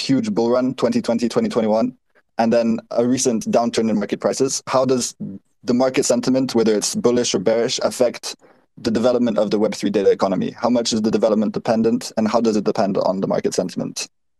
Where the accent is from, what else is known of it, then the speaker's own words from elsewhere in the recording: Sweden; also born or lived in Belgium / Netherlands; now in Beijing, China; I'm currently based in Beijing. I'm from Sweden and Belgium originally. I mentioned that I studied in the Netherlands.